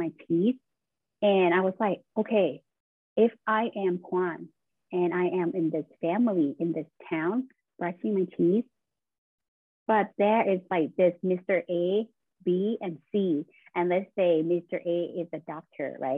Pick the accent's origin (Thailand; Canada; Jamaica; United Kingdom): Thailand; moved away as an adult; now in Buffalo, United States; I am originally from Thailand, and I just moved to Buffalo, New York last year.